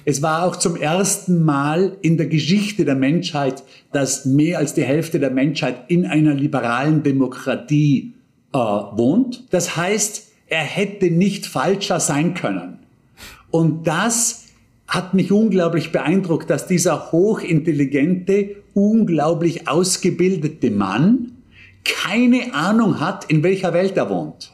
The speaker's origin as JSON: {"language": "German", "town": "Bregenz", "region": "Vorarlberg", "country": "Austria", "tie": "born or raised there", "said": "in Bregenz nicht viel anders, äh, wo ich aufgewachsen bin"}